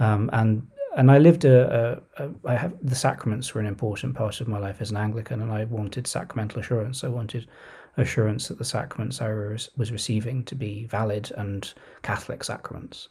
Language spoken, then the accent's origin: English; Surrey, South East England, United Kingdom; also born or lived in London / Oxford; I was born in Surrey